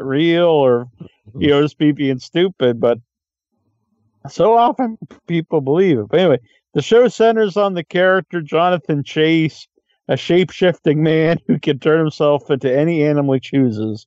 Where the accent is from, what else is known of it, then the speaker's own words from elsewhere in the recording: Cape Cod, Massachusetts, United States; I'm like from Cape Cod